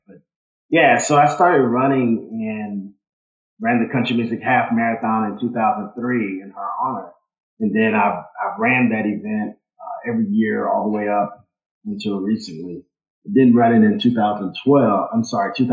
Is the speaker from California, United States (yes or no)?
no; Louisville, Kentucky, United States; moved away as an adult; now in Nashville, United States; Born and raised in Louisville, Kentucky, and got to Nashville because I went to Vanderbilt